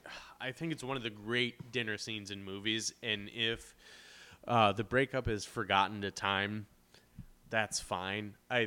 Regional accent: Midwest, United States; growing up in the Midwest

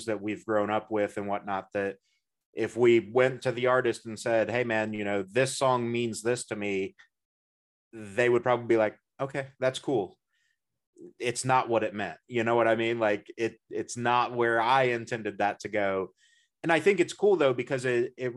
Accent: Midwest, United States; as a Midwesterner

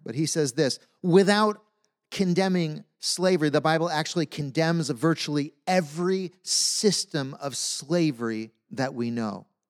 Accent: United States; As American Christians

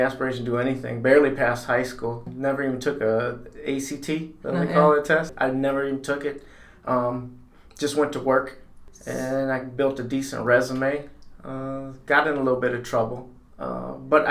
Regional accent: Winthrop Harbor, Illinois, United States; also born or lived in Zion, Illinois; Grew up and born and raised in Winter Harbor, but then I went to Zion schools.

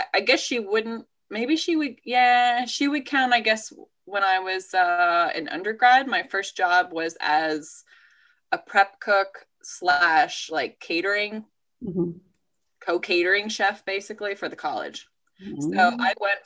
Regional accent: Georgia, United States; moved away as an adult; also born or lived in Ithaca, New York / New Jersey; born and raised in Georgia, but I don't have deep Georgia roots at all

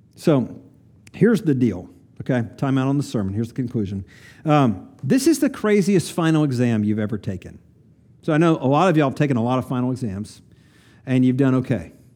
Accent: Kingsport, Tennessee, United States; I grew up in Kingsport, Tennessee, northeast corner of Tennessee

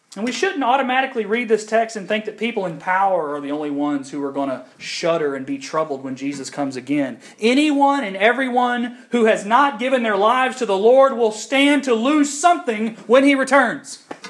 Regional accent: United States; I'm American. Even if I try to take myself out of my American atmosphere, I, I can't because America is all I've ever known

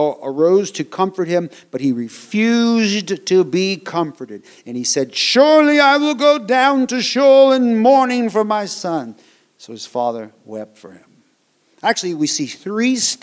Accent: United States; moved away as an adult; I was born in the United States of America

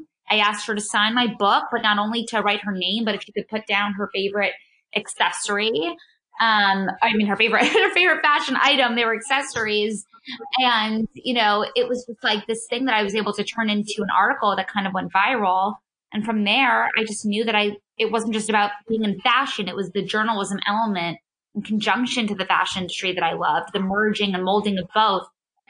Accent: New York City, New York, United States; I grew up in New York City, so it was, you know, surrounded by fashion and all the incredible just stores and the industry of being right in the center of New York City.

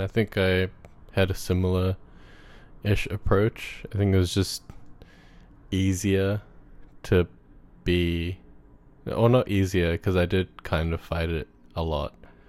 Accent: Fiji; Like, our people, Indo-Fijians, we identify as Pacific peoples. Like, we are from the Pacific.

